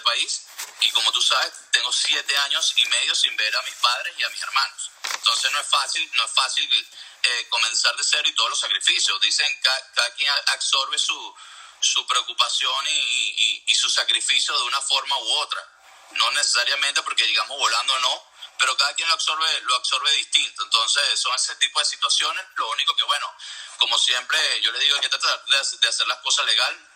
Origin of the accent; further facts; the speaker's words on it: Venezuela; moved away as an adult; yo hablo como venezolano